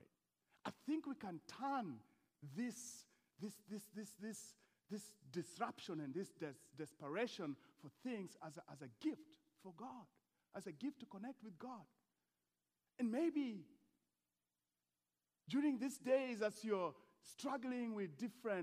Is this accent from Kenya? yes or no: yes; Eldoret, Uasin Gishu County, Kenya; moved away; Eldoret is my hometown